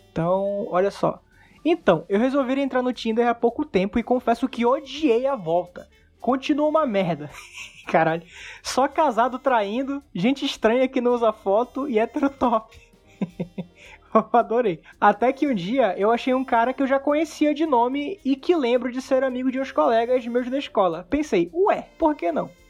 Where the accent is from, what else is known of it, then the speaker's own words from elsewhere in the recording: Brazil; Mas sou brasileira, sou decidida, sou de fibra.